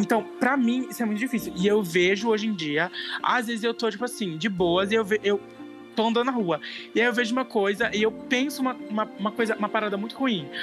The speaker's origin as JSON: {"language": "Portuguese", "country": "Brazil", "said": "eu não fui o primeiro brasileiro que tava lá na casa"}